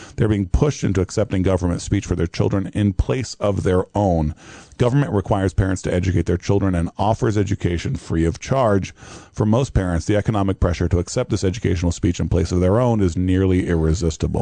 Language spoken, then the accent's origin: English; Brazil; now in United States; my Brazilianness